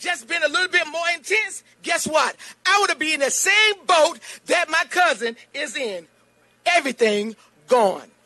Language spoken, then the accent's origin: English; Burgaw, North Carolina, United States; I'm from Burgaw, North Carolina